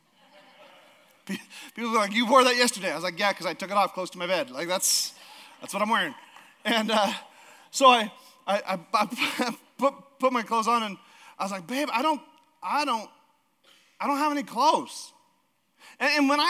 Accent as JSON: {"language": "English", "region": "Alaska", "country": "United States", "moved": "yes", "lives_now": "Idaho, United States", "said": "we're from Alaska."}